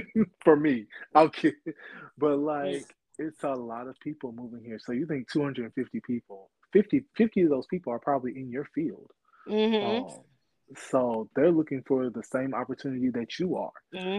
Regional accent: Bowling Green, Kentucky, United States; moved away as an adult; also born or lived in Louisville, Kentucky; now in Houston, United States; I'm from Bowling Green, Kentucky.

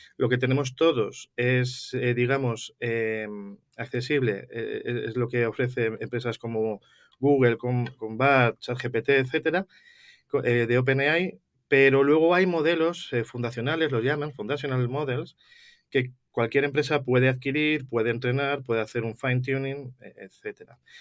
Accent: Madrid, Community of Madrid, Spain; yo soy originario de Madrid, soy lo que se llama eh, un, gato

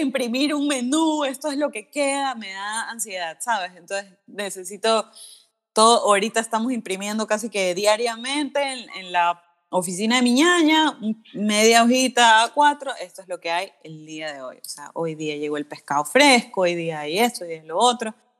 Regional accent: Guayaquil, Guayas, Ecuador; soy de Guayaquil

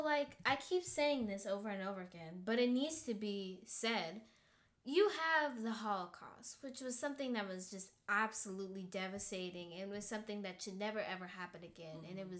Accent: Georgia, United States; But we're also from Georgia

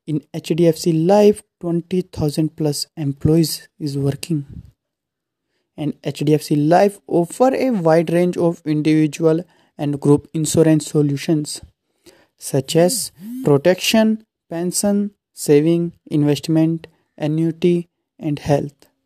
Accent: Muzaffarnagar, Uttar Pradesh, India; I belong to Muzaffarnagar.

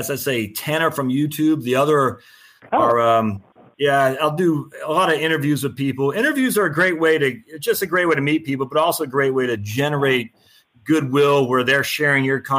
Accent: Maine, United States; I was born and raised in Maine. I've since lost my accent

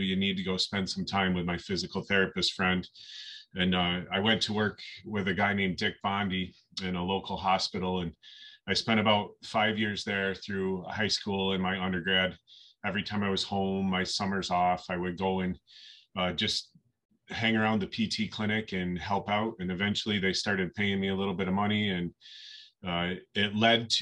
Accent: Western New York, United States; I grew up in Western New York

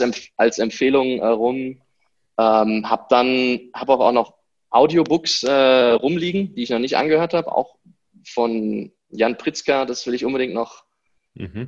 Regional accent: Germany; moved away as an adult; also born or lived in Stuttgart; now in Morocco; Ich bin in Deutschland geboren, habe dort Schule, Studium, alles durchlaufen

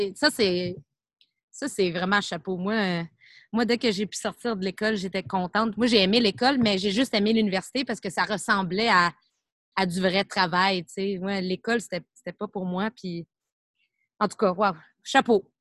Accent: Montreal, Quebec, Canada; je viens de Montréal

